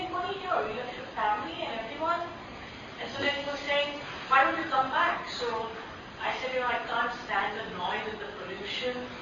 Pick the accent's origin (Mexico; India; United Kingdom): India; moved away; I'm from India